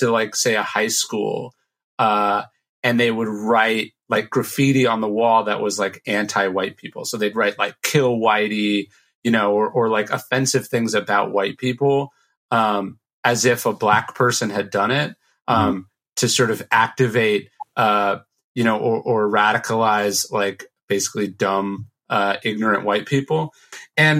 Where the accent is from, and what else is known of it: Sacramento, California, United States; born or raised there